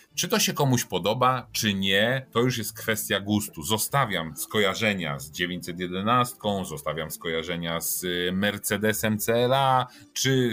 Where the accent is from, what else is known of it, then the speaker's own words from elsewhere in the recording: Poznań, Greater Poland, Poland; włączyła mi się moja poznańska dusza